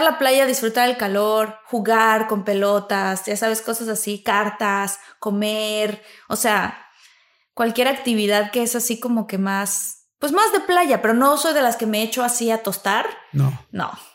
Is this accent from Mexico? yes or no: yes; Tabasco, Mexico; moved away; como soy tabasqueña, pues igual allá el calorcito es